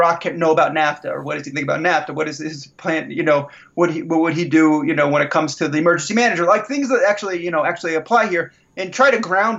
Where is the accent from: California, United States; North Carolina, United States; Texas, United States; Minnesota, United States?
California, United States; Los Angeles; I grew up in the San Fernando Valley